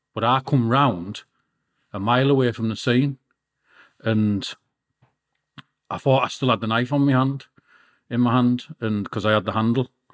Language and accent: English; Peterlee, North East England, United Kingdom; also born or lived in Middlesbrough; I was born in Middlesbrough and my mum had to flee from my dad and, and move into County Durham, Peterlee. And then I, be, I, got, I brought up, got brought up there